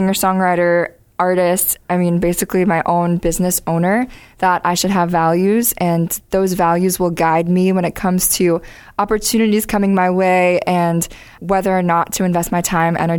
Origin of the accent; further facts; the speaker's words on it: Cincinnati, Ohio, United States; also born or lived in Worcester, Massachusetts; now in Nashville, United States; born and raised in Cincinnati, Midwestern gal at heart